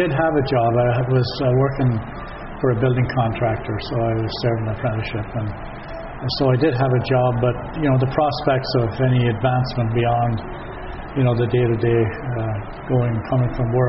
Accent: Forkhill, Northern Ireland, United Kingdom; moved away as an adult; now in Nelson, Canada; I was born and raised in Fork Hill in South Armagh.

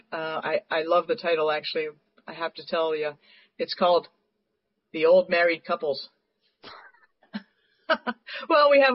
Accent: Montreal, Quebec, Canada; moved away; I'm from Montreal originally

